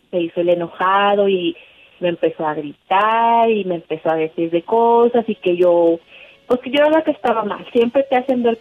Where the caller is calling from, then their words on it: Montemorelos, Nuevo León, Mexico; Eh, de Montemorelos, Nuevo León.